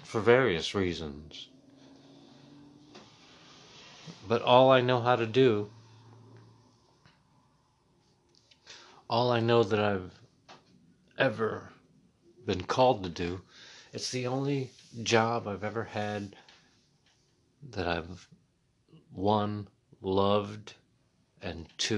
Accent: Muncie, Indiana, United States; now in Washington, D.C., United States; I was raised in Middletown, America, Muncie, Indiana.

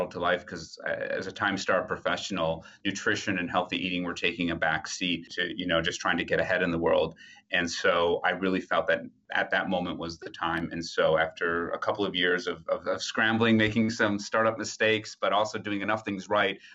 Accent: Wisconsin, United States; also born or lived in Ipswich, Suffolk, United Kingdom; now in New York, United States; I grew up in Wisconsin

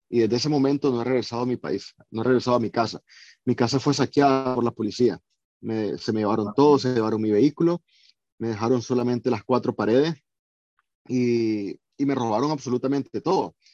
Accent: Nicaragua; moved away as an adult; also born or lived in Miami / Costa Rica / Granada, Nicaragua; now in London, United Kingdom; yo no soy como cualquier nicaragüense, yo no soy un migrante económico. Yo salí de Nicaragua por razones políticas yo no quiero vivir en otro país, yo no quiero ser un inmigrante, yo quiero vivir en Nicaragua.

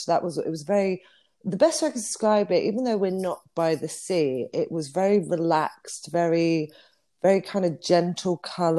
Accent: Bristol, South West England, United Kingdom; I always say my mum made me sound like this because we're originally from Bristol, and we put ER on the end of everything.

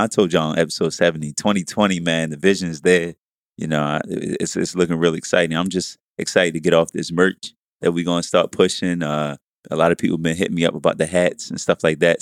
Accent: Baltimore, Maryland, United States; I'm from East Side Baltimore City

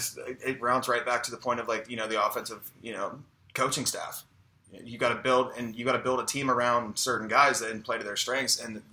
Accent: Ohio, United States; we're all from Ohio

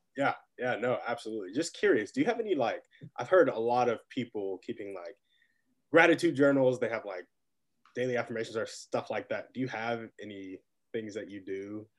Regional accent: Round Rock, Texas, United States; moved away as an adult; now in North Carolina, United States; I also grew up in Austin. Right now I'm in North Carolina

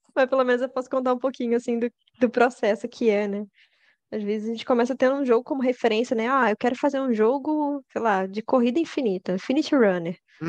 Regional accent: Rio de Janeiro, Brazil; E eu sou do Rio de Janeiro.

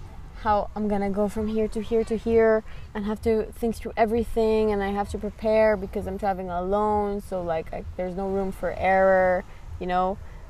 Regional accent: Abu Dhabi, United Arab Emirates; born there; also born or lived in Lebanon / Canada; So I was born in Abu Dhabi, and then we moved to Canada for, I mean, we moved to Lebanon for a year, and then we moved to Canada for 4 years to get the citizenship

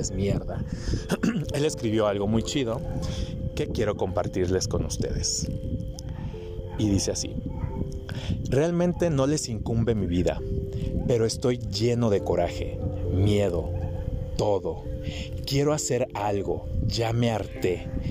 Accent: Guadalajara, Jalisco, Mexico; moved away; also born or lived in United States; yo que vengo de Guadalajara, que muchos años viví allá y estuve en Estados Unidos

